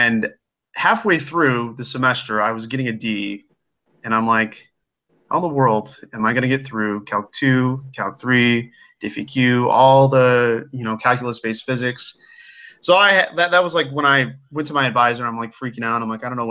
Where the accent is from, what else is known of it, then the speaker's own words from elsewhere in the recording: Illinois, United States; I am from the Quad City, so that's kind of on the border of Iowa